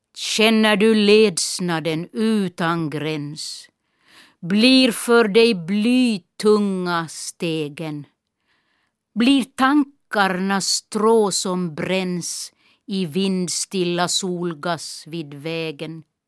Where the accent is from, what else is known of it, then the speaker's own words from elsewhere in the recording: Kiskis, Esse, Ostrobothnia, Finland; accent: Esse dialect; first language Esse dialect (Swedish); moved away as an adult; also born or lived in Nykarleby / Stockholm; min lärare i byskolan hemma i Kisk